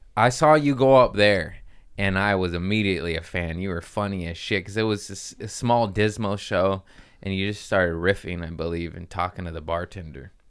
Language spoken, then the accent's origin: English; Torrance, California, United States; also born or lived in Harbor City; I grew up in Torrance. I was born in Harbor City.